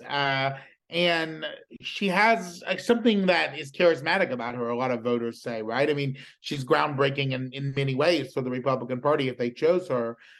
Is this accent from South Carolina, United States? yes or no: yes; South Carolina, United States; accent: Southern; moved away; I've always been like kind of proud to be from South Carolina